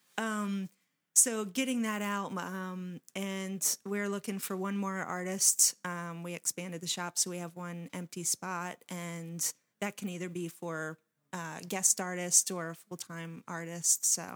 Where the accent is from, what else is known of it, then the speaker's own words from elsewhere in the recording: Waldorf, Maryland, United States; when I was growing up in Waldorf, there wasn't a place to show your art